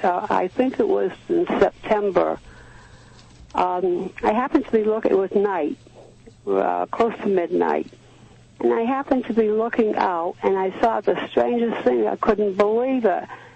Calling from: Dartmouth, Massachusetts, United States; from Dartmouth.

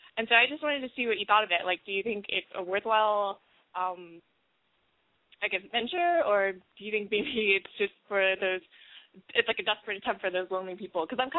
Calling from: Texas, United States; Okay, so I'm 22 from Texas and a student

